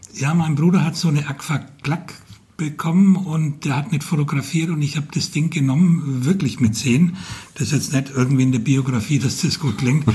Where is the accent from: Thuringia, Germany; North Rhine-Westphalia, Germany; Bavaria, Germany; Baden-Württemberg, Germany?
Bavaria, Germany; Franconia; accent: Franconian; moved away as an adult; also born or lived in Ansbach; now in Fulda, Germany; ich bin Franke und ich, als ich vor über 30 Jahren hierher kam